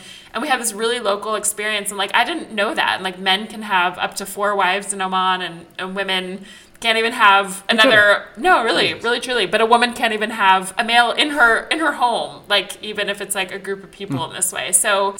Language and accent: English; Israel; growing up in Israel that like, if the siren goes off and there's sirens all over the country, you have a bomb shelter built into your house